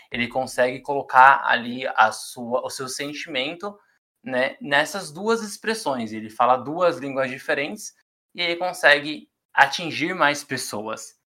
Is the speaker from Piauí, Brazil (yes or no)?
no; São Paulo, Brazil; Eu morei a vida inteira na Brasilândia